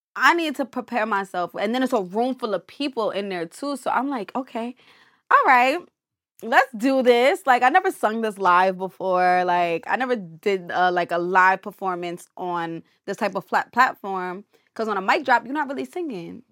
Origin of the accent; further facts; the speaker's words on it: New Jersey, United States; I'm from Jersey.